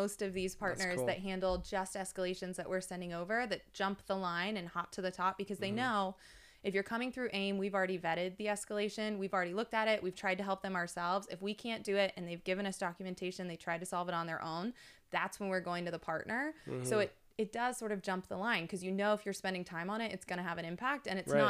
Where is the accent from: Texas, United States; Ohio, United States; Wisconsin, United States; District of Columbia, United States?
Texas, United States; I'm from Texas. I've been there.